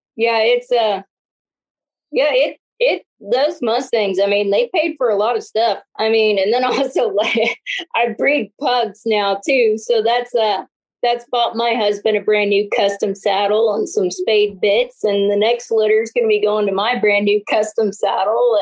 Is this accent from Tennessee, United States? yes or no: no; Northeastern Washington, United States; moved away; where I was born and raised in Northeastern Washington